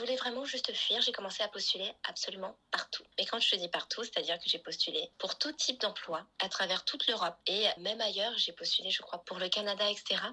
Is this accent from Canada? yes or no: no; Paris, Île-de-France, France; moved away as an adult; now in Lisbon, Portugal; je suis née sur Paris, maintenant je suis sur Lisbonne